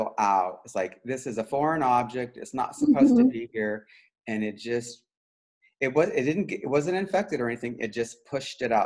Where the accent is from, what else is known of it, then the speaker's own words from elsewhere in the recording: Wichita, Kansas, United States; when I grew up in the Midwest, so grew up in Wichita, Kansas